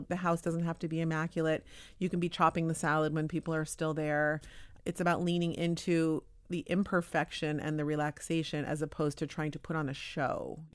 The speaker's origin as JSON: {"language": "English", "town": "Palo Alto", "region": "California", "country": "United States", "tie": "born or raised there", "moved": "as an adult", "lives_now": "Tel Aviv, Israel", "said": "I grew up Orthodox Jewish, but I grew up in Palo Alto."}